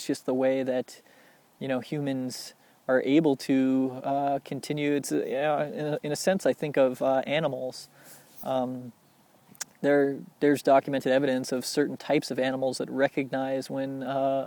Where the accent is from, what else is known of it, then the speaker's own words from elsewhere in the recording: Littleton, Colorado, United States; growing up in Littleton, Colorado